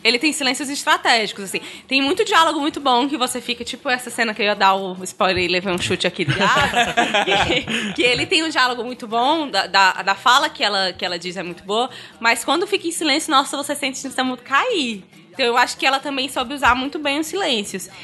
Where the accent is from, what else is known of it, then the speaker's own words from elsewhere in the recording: Northeast Region, Brazil; como a gente é nordestino